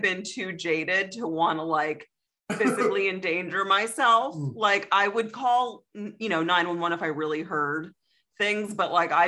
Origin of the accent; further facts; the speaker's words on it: Philadelphia suburbs, Pennsylvania, United States; We grew up in like the Philly suburbs